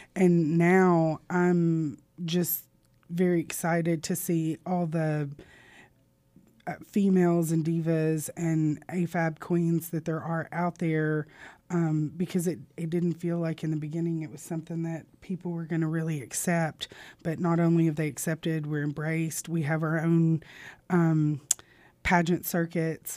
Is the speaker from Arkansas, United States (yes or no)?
yes; Southern Arkansas, United States; also born or lived in Little Rock, Arkansas / Louisiana; born in Little Rock and raised in Southern Arkansas